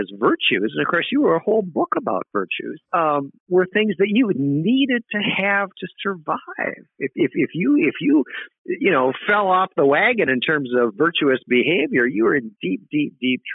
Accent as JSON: {"language": "English", "region": "South Dakota", "country": "United States", "tie": "born or raised there", "said": "I grew up in what would they call a big town in South Dakota"}